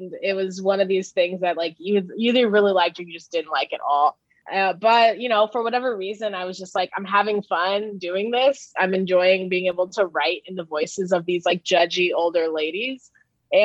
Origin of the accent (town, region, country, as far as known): Oceanside, California, United States; born or raised there; moved away